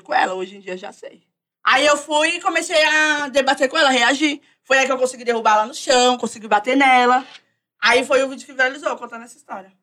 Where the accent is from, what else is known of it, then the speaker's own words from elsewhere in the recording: São Paulo, Brazil; Eu sou da Zona Norte, Vista Alegre, Lisa Maria. É porque eu fico bem no meio